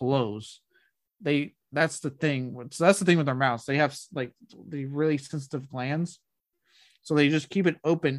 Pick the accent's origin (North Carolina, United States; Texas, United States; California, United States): Texas, United States; Blanco; Even when I lived in Blanco, growing up in Blanco with the river